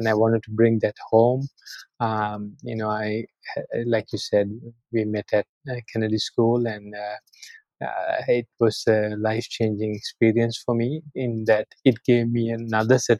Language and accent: English; Sri Lanka; moved away as an adult; also born or lived in Austin, Texas, United States; I'm born and raised in Sri Lanka. I actually went to school here through high school